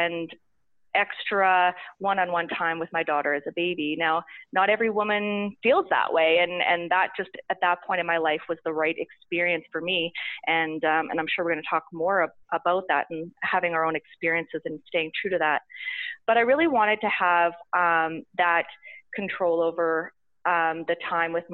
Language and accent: English; Saskatchewan, Canada; moved away as an adult; also born or lived in Toronto / Calgary; And I was from Saskatchewan. I'd went to university there